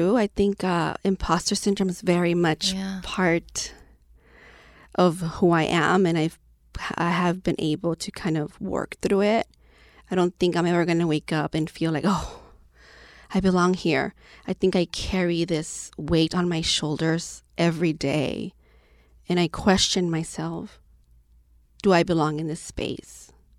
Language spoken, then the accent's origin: English; Lynwood, California, United States; What's it like? Oh, it's a very small city, black and brown folks only. If you see a white person, you have to ask, what are they doing here?